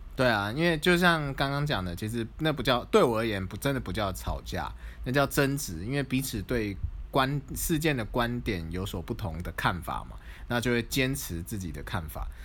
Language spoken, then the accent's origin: Chinese; Taipei, Taiwan; moved away as an adult; now in Zhongli, Taiwan; 我们都是台北人